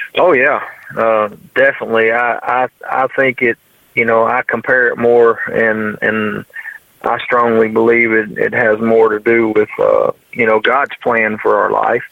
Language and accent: English; United States; I'm from Mississippi River where you get a you get a jig bite in a willow bush